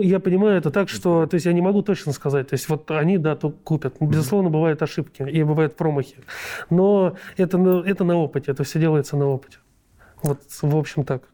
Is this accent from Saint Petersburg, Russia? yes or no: no; Moscow Oblast, Russia; я сам из Подмосковья